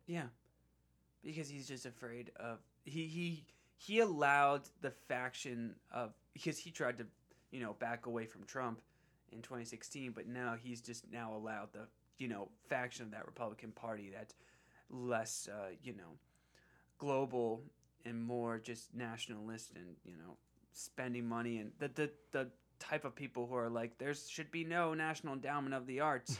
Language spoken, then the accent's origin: English; Bucks County, Pennsylvania, United States; my hometown P A district